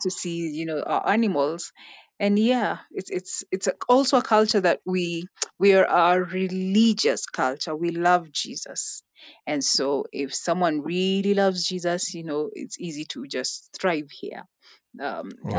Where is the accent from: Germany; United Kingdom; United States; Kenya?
Kenya